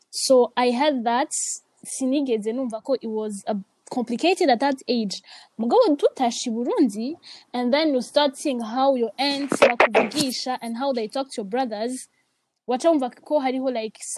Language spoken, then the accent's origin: English; Rwanda; also born or lived in Congo; Uh, for me, it's it's kind of complicated. Cool. I grew up in Rwanda and Congo.